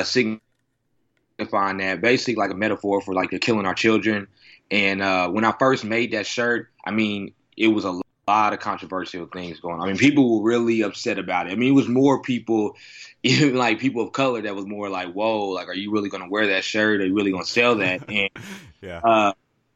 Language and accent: English; Oklahoma City, Oklahoma, United States; moved away as an adult; now in Los Angeles, United States; I'm from Oklahoma, so, you know, it's a conservative state here.